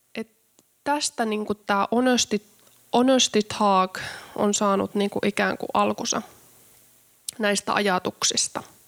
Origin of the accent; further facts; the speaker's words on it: Karstula, Central Finland, Finland; mä oon syntynyt pienessä kylässä Karstulassa Keski-Suomessa